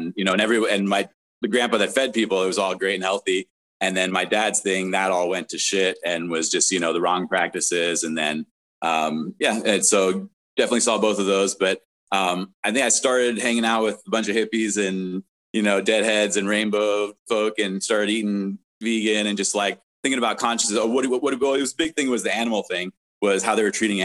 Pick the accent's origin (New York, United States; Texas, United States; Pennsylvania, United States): New York, United States; also born or lived in South Africa / Florida; now in West Coast, United States; I was born in South Africa. I grew up in New York and then lived in Florida for a little while before coming out to the West Coast